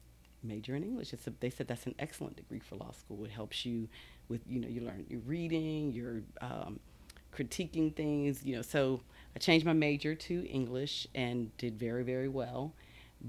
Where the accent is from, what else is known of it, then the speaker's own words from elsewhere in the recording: Baltimore, Maryland, United States; moved away; also born or lived in Texas; I'm originally from Baltimore, Maryland.